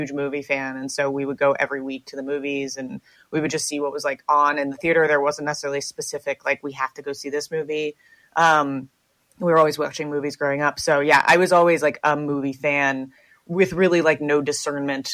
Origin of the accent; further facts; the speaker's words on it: United States; also born or lived in Manhattan, New York / Westport, Connecticut; I grew up in New York and Connecticut.